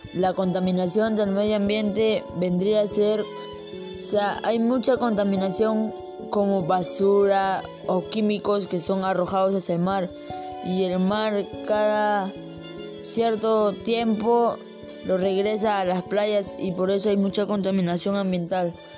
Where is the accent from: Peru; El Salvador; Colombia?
Peru; Ventanilla, Callao; yo soy de Perú de Ciudad Lima. Este, soy de Pachacute, Ventanilla